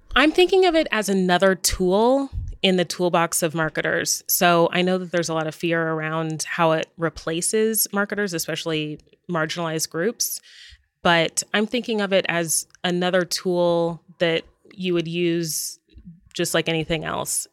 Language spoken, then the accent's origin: English; Dallas, Texas, United States; now in Los Angeles, United States; My hometown is Dallas, Texas, and I'm actually a fifth generation